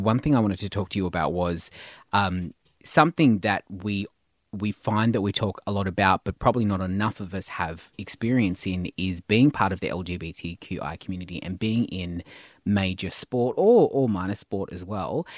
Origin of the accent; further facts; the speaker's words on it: Tasmania, Australia; I was born in Tasmania